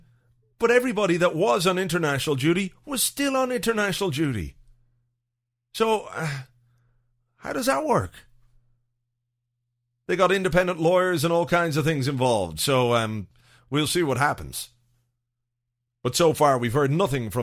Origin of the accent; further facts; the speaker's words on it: Ireland; as an Irish person